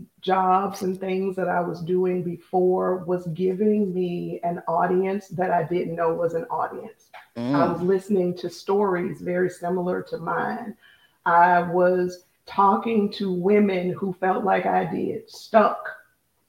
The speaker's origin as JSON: {"language": "English", "country": "United States", "said": "we as American women"}